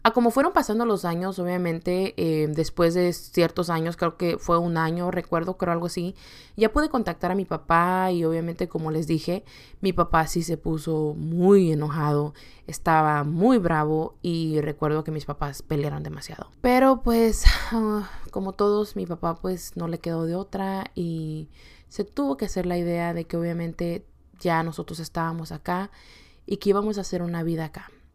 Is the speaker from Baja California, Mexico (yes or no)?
no; Acapulco, Guerrero, Mexico; also born or lived in California / Yakima, Washington; now in Washington, United States; viniendo de un estado muy caliente, que es el estado de Acapulco Guerrero